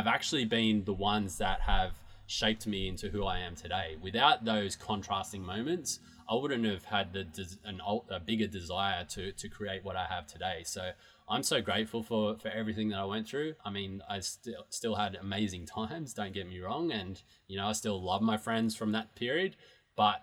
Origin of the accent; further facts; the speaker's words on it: Newcastle, New South Wales, Australia; moved away; the city that I grew up in Newcastle in Australia